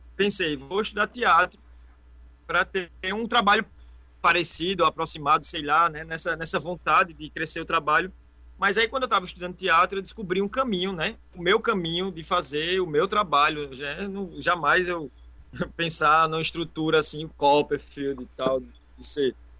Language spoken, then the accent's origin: Portuguese; Caruaru, Pernambuco, Brazil; moved away as an adult; also born or lived in Porto de Galinhas; now in Recife, Brazil; Sou de Caruaru, natural de Caruaru. É interior, Caruaru. mas, mas moro aqui já tem só em Recife tem nove anos e dois anos em Portugalinha tem 11 anos que eu saí de Caruaru.